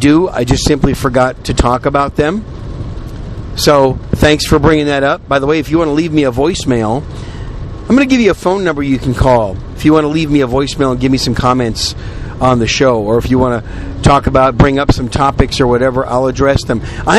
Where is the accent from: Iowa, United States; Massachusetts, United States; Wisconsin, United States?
Wisconsin, United States; also born or lived in New York City / Oklahoma / Chicago; now in Texas, United States; I'm a Yankee, right? I was born in New York City. I was raised in Wisconsin. Wisconsin's pretty much where I call home.